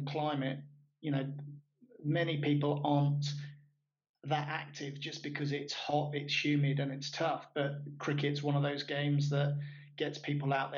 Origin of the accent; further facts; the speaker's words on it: England, United Kingdom; now in Caribbean; as an Englishman here in the Caribbean